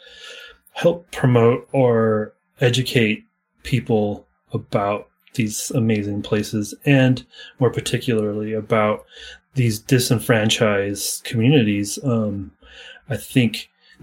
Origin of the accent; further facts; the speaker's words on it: Salt Lake City, Utah, United States; I grew up here in Utah in Salt Lake City.